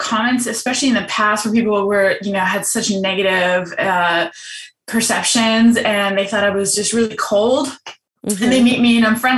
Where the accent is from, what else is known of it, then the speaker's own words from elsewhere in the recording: Germany; moved away; I'm from Germany.